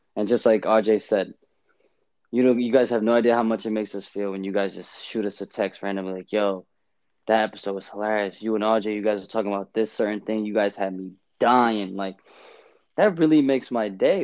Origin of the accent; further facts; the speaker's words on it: New York City, New York, United States; I'm from Brooklyn